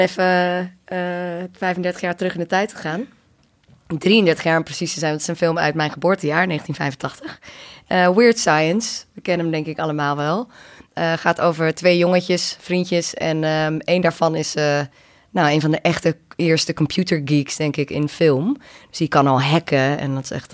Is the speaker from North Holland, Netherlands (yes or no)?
yes; Amsterdam, North Holland, Netherlands; kids in mijn omgeving, die zaten inderdaad op het skatebaantje bij ons op het Prins Eiland in Amsterdam